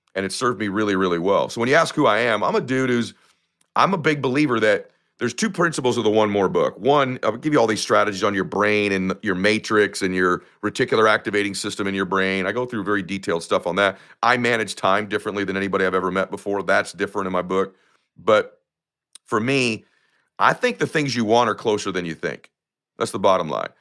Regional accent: United States; I come from lower middle class America

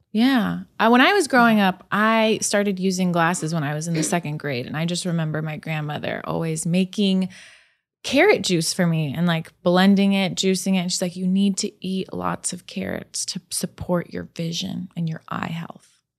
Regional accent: California, United States; I grew up in California

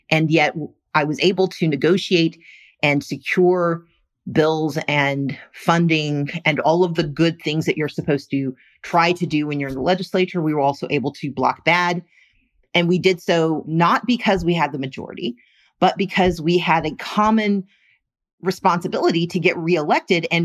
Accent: the South, United States; I grew up in the South

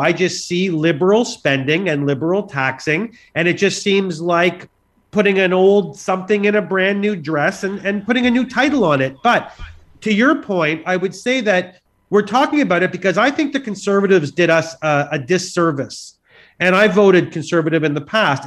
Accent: Canada; we're Canadian

